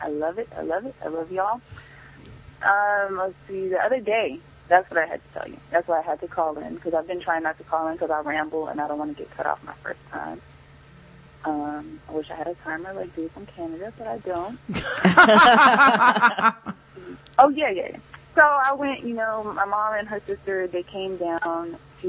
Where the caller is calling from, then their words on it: Greensboro, North Carolina, United States; I'm calling from Greensboro, North Carolina.